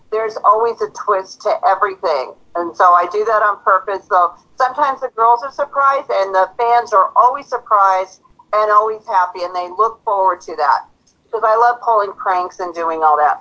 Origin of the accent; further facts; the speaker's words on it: Auburn, Washington, United States; I'm from Auburn, Washington